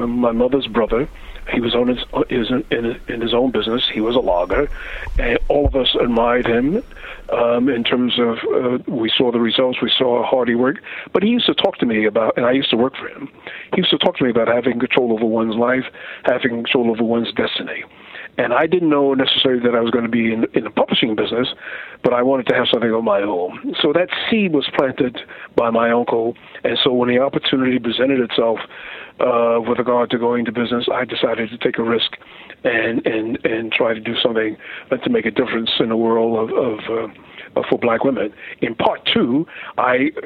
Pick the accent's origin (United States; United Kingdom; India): United States; New York; also born or lived in Farmville, Virginia; I was born in New York